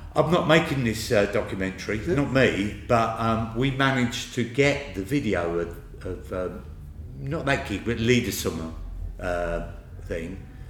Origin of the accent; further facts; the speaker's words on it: Harlow, East of England, United Kingdom; My hometown is Harlow, and the best place to be there is in my house